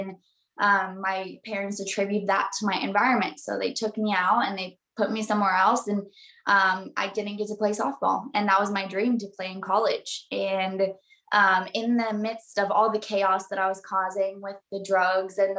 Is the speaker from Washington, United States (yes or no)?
no; Southern California, United States; I'm from Southern California, born and raised by the beach